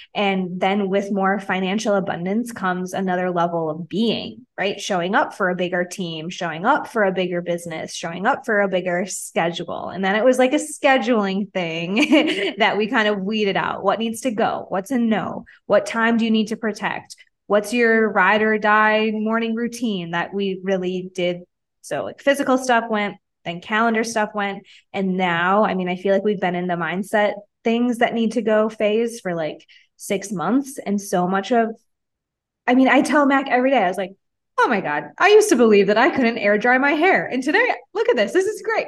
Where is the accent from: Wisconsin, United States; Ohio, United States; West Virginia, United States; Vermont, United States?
Wisconsin, United States; moved away as an adult; now in Mexico; I'm from Wisconsin